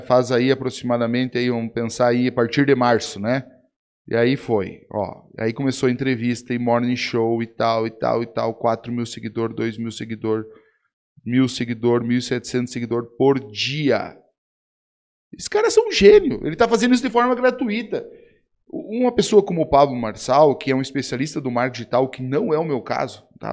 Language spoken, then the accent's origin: Portuguese; Rio Grande do Sul, Brazil; Eu sou gaúcho do Rio Grande do Sul